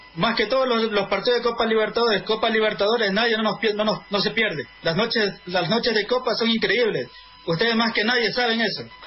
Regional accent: Ecuador; somos 25 ecuatorianos socios

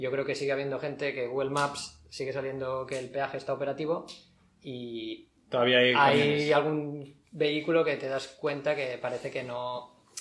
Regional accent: Barcelona, Catalonia, Spain; yo soy de Barcelona, pero estoy, he estado unos días en Leida

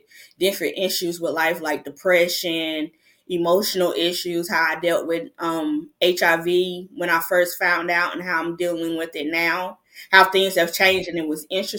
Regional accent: North Carolina, United States; I'm from North Carolina.

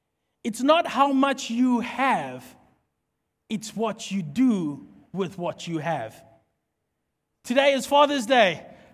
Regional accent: Mpumalanga, South Africa; Because obviously we don't have ice in South Africa or in most parts of the country. I come from Mpumalanga. It's hot and dry. So there is no ice.

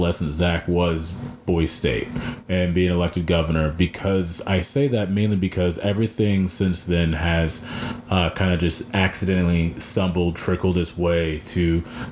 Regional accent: Belton, Missouri, United States; also born or lived in Columbia, Missouri; I grew up in Belton. That's where I'm from

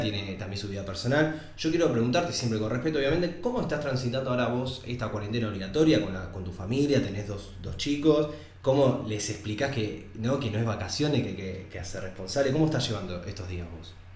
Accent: Mar del Plata, Buenos Aires Province, Argentina; yo soy de Mar del Plata

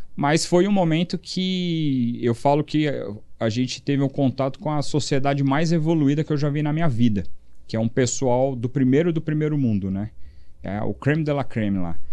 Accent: São Paulo, Brazil; also born or lived in Europe; foi onde eu cresci

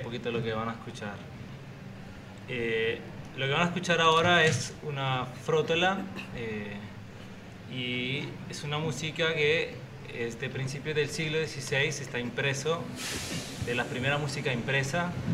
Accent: Colombia; now in Argentina; soy colombiano, hace cinco años estoy acá en la Argentina

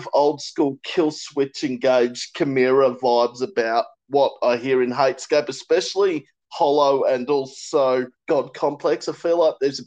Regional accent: Kingaroy, Queensland, Australia; moved away; Growing up in Queensland, because I'm originally from Queensland, Kingaroy

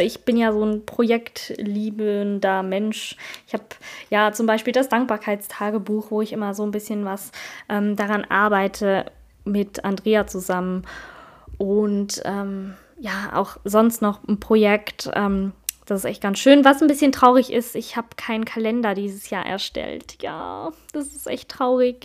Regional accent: Switzerland; ich bin Schweizerin

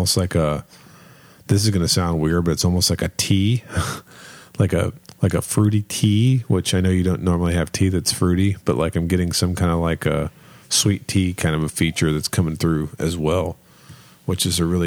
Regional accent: Kentucky, United States; we're from Kentucky

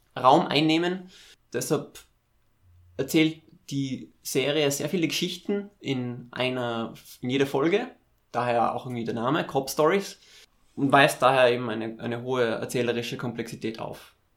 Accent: Tyrol, Austria; ich bin ja aus Tirol, da trinkt man Zipfer

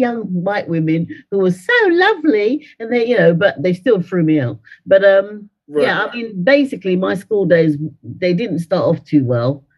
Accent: London, United Kingdom; born or raised there; also born or lived in Dominica

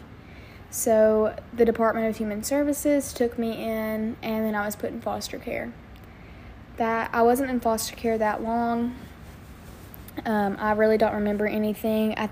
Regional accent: Wynne, Arkansas, United States; I am from Wynn, Arkansas

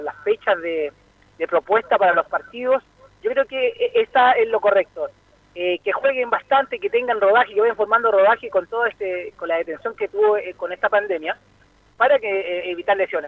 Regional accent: Chile; como chileno

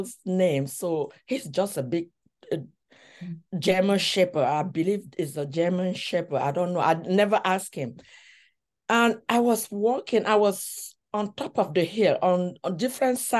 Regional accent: Cameroon; moved away as an adult; now in United States; I was born in Cameroon and I grew up here. So I have been in the US for 30 years

